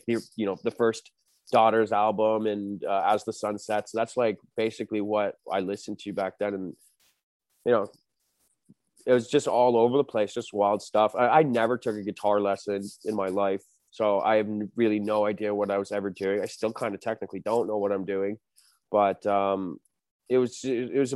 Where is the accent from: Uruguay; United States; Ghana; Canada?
Canada; Toronto, Ontario; I'm from Etobicoke here in Toronto, a little suburb